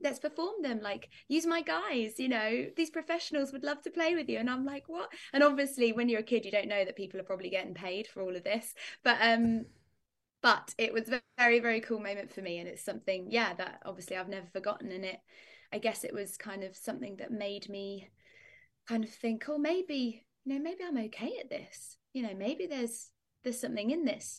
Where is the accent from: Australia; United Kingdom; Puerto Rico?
United Kingdom; Northamptonshire, East Midlands; I come from Northamptonshire in the U K. It's like, um, in the middle of England is how I describe it